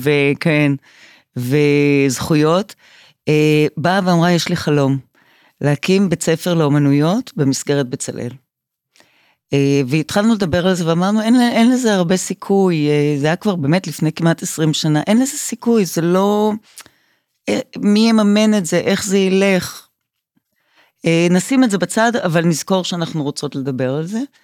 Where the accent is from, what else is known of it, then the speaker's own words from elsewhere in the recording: Revivim, Southern District, Israel; now in Tel Aviv, Israel; אני נולדתי בקיבוץ רביבים